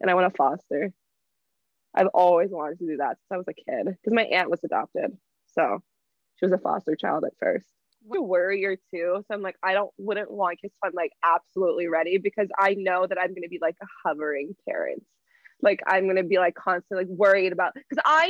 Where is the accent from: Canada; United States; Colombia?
Canada; Toronto, Ontario; also born or lived in Bradford, Ontario; growing up in Toronto